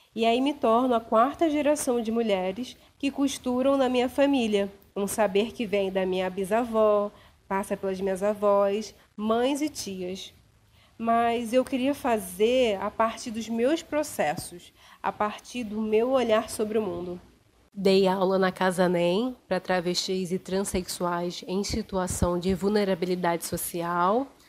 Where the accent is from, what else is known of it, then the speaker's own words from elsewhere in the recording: Duque de Caxias, Rio de Janeiro, Brazil; also born or lived in Belford Roxo; nasci em Belfor Roxo e cresci no terceiro distrito de Duque de Caxias